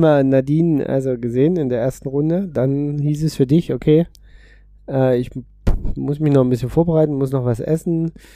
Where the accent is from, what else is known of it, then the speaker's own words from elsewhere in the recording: Berlin, Germany; bin als Berliner